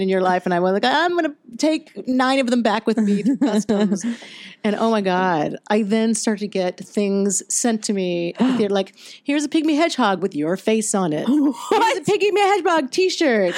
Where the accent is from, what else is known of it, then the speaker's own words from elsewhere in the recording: Virginia, United States; I'm from I'm from the South. I'm from Virginia, and I I grew up in that culture